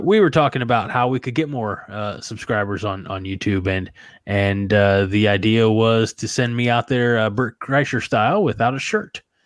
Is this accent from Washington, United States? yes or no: no; New Baden, Illinois, United States; also born or lived in Salem, Illinois; my hometown of New Baden